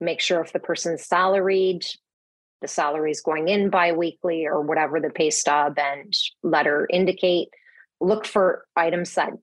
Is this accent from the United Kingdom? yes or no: no; Belleville, Ontario, Canada; moved away as an adult; now in Toronto, Canada; So I grew up in Belleville, or as we call it, Belvegas. It's a small town in sort of between Toronto and Kingston.